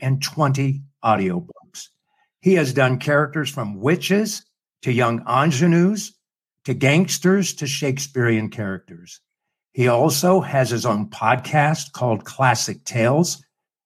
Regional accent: Utah, United States; We're both from Utah

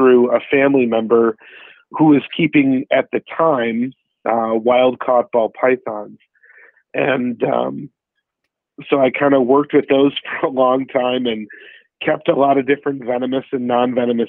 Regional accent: United States; I'm American, only second generation

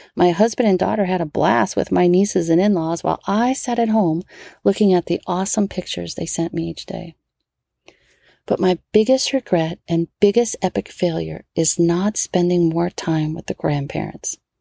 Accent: New Orleans, Louisiana, United States; born or raised there; now in California, United States

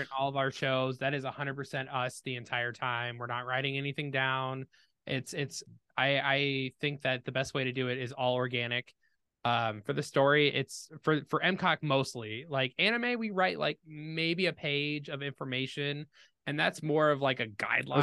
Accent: Danville, Illinois, United States; moved away as an adult; now in Iowa, United States; I was determined to leave Danville

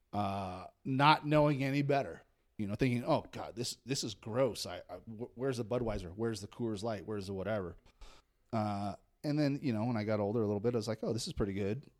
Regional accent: Redding, California, United States; also born or lived in Monterey area; I grew up in Redding

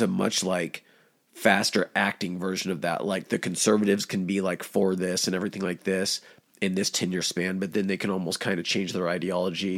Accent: United States; as an American

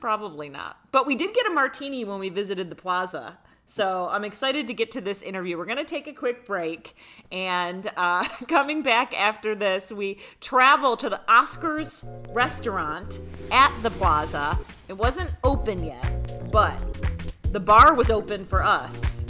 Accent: Rochester, New York, United States; now in Las Vegas, United States; I grew up in Rochester, New York

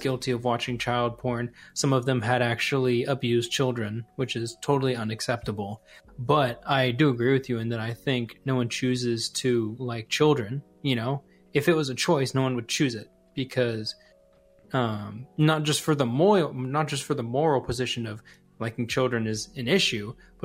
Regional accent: United States; as an American

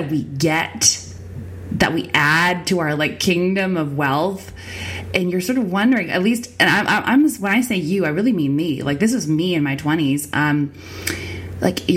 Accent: Winnipeg, Manitoba, Canada; on the wrong side of the train tracks, on the wrong side of the bridge is where I grew up

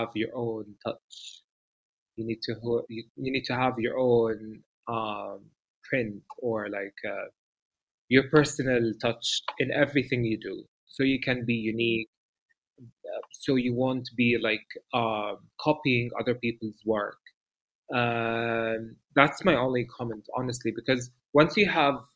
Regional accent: Dubai, United Arab Emirates; moved away as an adult; now in Amman, Jordan; I come from Dubai and I was born and raised in Dubai for 26 years and I lived there

